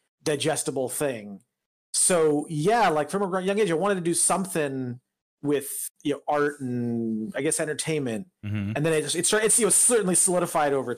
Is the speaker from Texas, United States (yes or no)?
no; Northeast Indiana, United States; moved away as an adult; also born or lived in Massachusetts; I grew up in Indiana, Northeast Indiana